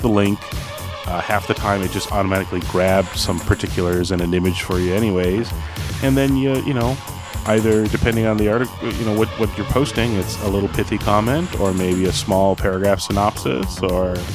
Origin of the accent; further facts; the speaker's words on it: Canada; I'm Canadian